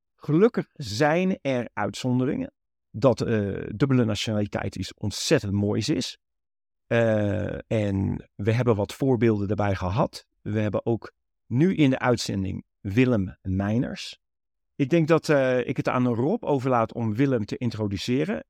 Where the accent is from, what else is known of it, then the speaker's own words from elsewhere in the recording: Netherlands; moved away; Wij zijn geboren en getogen Nederlanders uit Nederlandse ouders